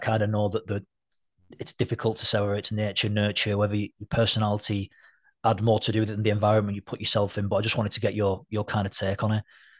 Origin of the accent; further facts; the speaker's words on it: St Helens, North West England, United Kingdom; growing up in St. Helens